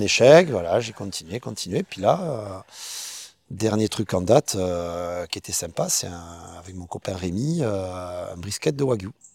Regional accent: Perpignan, Occitania, France; also born or lived in Baillargues, near Montpellier; moi, je suis originaire de Perpignan, à la base, hein, donc catalan

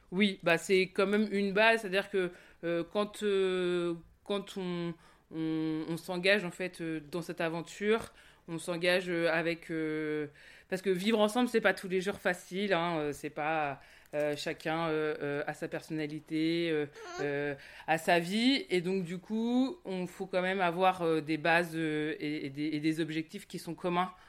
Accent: Centre-Val de Loire, France; moi, donc j'ai grandi ici dans le Loir-et-Cher, puis après je suis partie sur Paris, et, puis j'ai vécu à Bordeaux

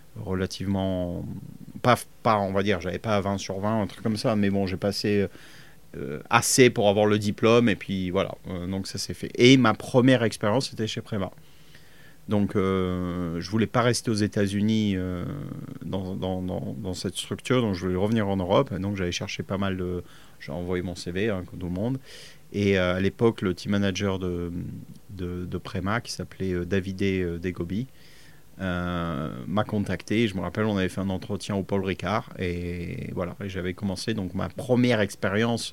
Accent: Fréjus, Provence-Alpes-Côte d'Azur, France; moved away as an adult; also born or lived in Cologne, Germany / Italy; now in England, United Kingdom; je viens de, de Fréjus, originellement, donc on n'était pas loin de Monaco.

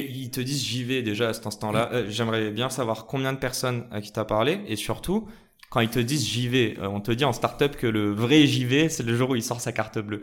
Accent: Morocco; je suis marocain

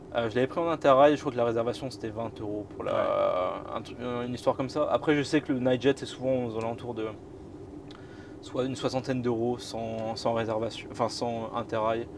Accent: Boulogne-sur-Mer, Hauts-de-France, France; je viens de Boulogne-sur-Mer, d'où je suis originaire

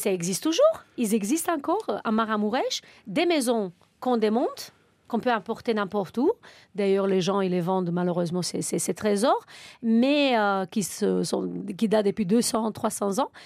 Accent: Romania; now in France; nous les Roumains

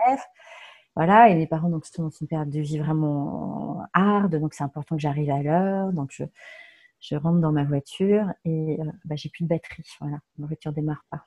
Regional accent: Tours, Centre-Val de Loire, France; also born or lived in Nanterre; now in Langeais, France; j'ai grandi à Tours

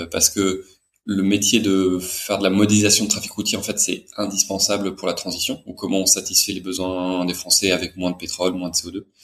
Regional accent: Brest, Brittany, France; born there; also born or lived in Brussels / Paris; je suis né en France, à Brest, mais j'ai vécu que quelques mois là-bas. J'ai pas mal déménagé, plutôt dans des villes françaises, et, j'ai vécu en, à Bruxelles. J'ai fait des études d'ingénieur à Paris.

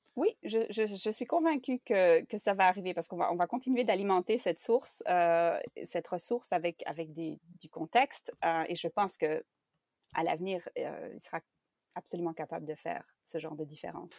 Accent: Belgium; first language French; moved away as an adult; now in Canada; je suis belge. J'ai étudié la traduction en Belgique

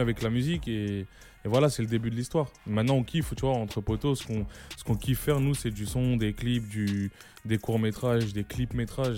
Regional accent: Lyon, Auvergne-Rhône-Alpes, France; moved away; also born or lived in Paris / Marseille; je suis né à Gerland, j'ai grandi à Gerland

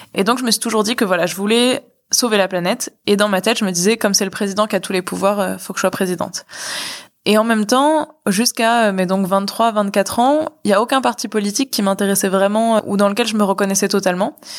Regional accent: Boulogne-Billancourt, Île-de-France, France; je suis née à Boulogne, j'ai grandi à Boulogne, enfin c'était ma, ma ville

